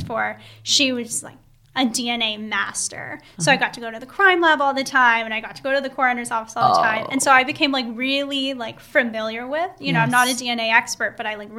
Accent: Calabasas, California, United States; also born or lived in Los Angeles; I was born in Los Angeles, but I grew up in Calabasas.

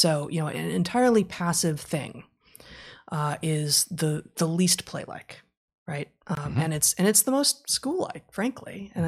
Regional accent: Los Angeles, California, United States; I grew up in West LA in the 70s and 80s.

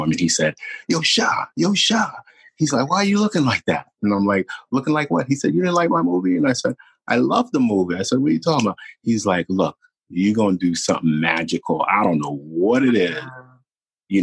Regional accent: New York City, New York, United States; I'm from Brooklyn. Like, you know, Brooklyn is a planet

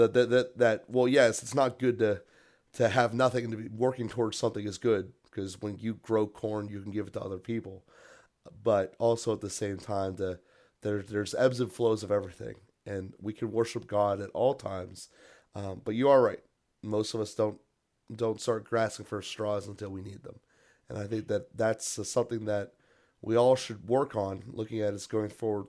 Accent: Pittsburgh, Pennsylvania, United States; I'm from Pittsburgh

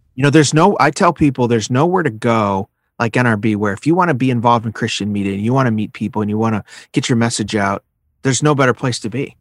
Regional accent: Chicago, Illinois, United States; growing up in the Chicago area, listening to Moody Radio

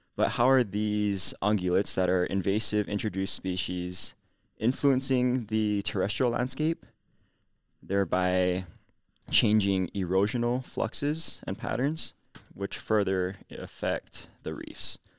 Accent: Honolulu, Hawaii, United States; moved away as an adult; now in Provo, United States; I'm from Nuuanu, Oahu. So Hawaii

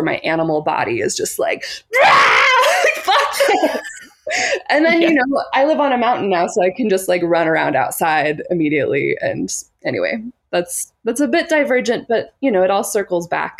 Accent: Boise, Idaho, United States; moved away as an adult; also born or lived in Portland, Oregon; I grew up in Boise, Idaho, and I spent my last 3 years there. And I was in Portland, Oregon for almost the entirety of my 20s

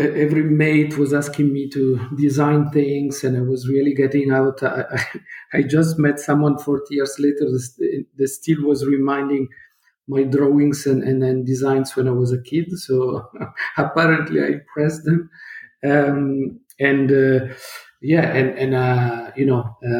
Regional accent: Turin, Piedmont, Italy; I was born in Italy. I'm Italian, in Torino

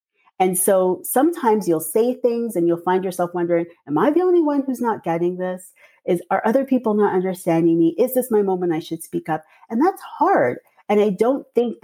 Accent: Toronto, Ontario, Canada; I'm from Toronto, but my parents are from Trinidad and Tobago

